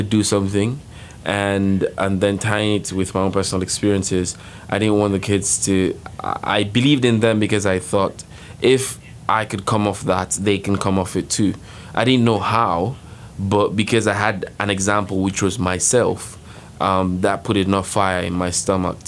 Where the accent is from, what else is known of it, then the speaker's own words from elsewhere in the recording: Nigeria; moved away; I'm from Nigeria, and I am a social entrepreneurship senior at LIN